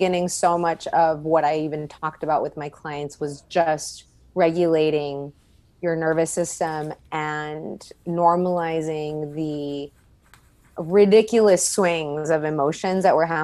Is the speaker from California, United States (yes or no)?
no; Laredo, Texas, United States; moved away as an adult; also born or lived in San Antonio; now in Austin, United States; I grew up in Laredo most of my life, or all of my life, actually, until I turned 18.